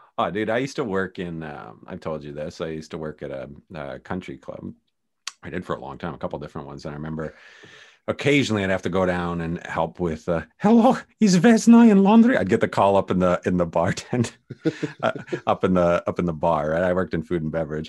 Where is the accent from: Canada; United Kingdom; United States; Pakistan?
Canada; I'm Canadian